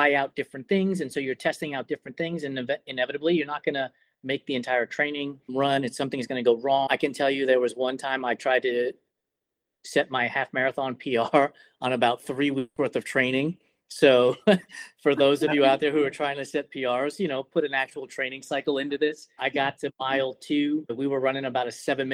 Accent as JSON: {"language": "English", "region": "New York", "country": "United States", "said": "I'm from New York"}